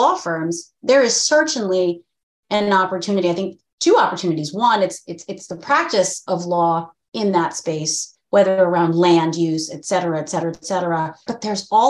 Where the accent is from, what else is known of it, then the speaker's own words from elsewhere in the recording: Massachusetts, United States; I'm actually grew up in Massachusetts